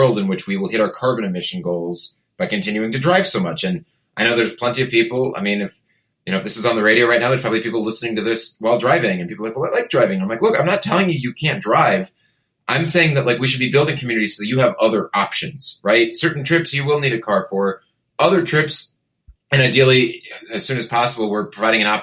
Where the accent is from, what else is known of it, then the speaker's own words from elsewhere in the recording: Portland, Oregon, United States; I grew up in Portland and went to college, came back